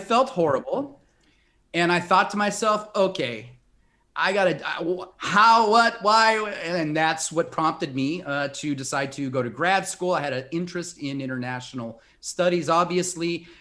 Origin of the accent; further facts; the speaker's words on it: Compton, California, United States; moved away as an adult; also born or lived in India / Brazil / Mexico; I grew up in a small town south of Los Angeles, California. Not many people have heard of it. Compton, California